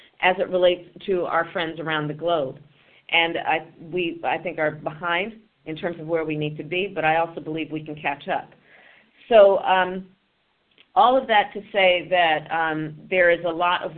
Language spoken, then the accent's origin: English; California, United States; my home state of California